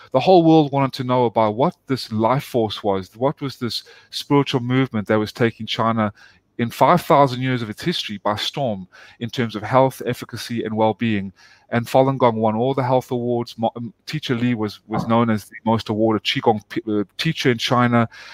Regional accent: South Africa; also born or lived in Atlanta, United States; now in United States; I was born and raised in South Africa. My family moved when they uh, immigrated to the United States in 1995 to Atlanta.

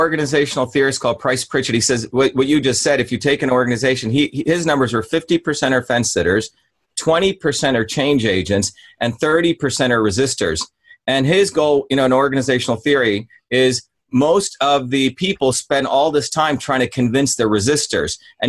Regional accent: Mumbai, Maharashtra, India; when I grew up in India, I grew up in the city of Bombay, but also in a small village where my grandmother was a village healer.

